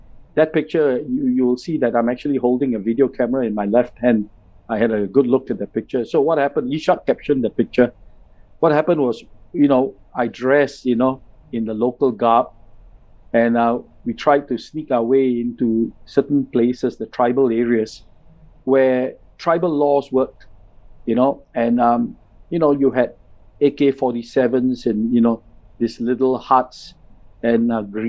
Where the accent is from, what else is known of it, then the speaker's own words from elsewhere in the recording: India; as a Singh, you know, as an Indian with a Singh, I was often